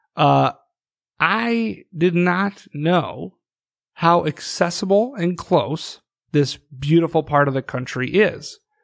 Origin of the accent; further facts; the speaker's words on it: northwest Iowa, United States; now in South Dakota, United States; Growing up in Iowa